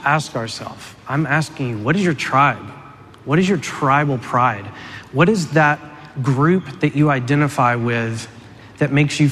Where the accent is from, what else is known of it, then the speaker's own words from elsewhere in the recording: Tennessee, United States; I grew up in Tennessee